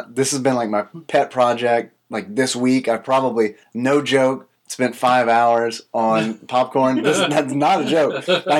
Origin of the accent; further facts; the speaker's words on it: Louisiana, United States; moved away; Because I'm from Louisiana originally.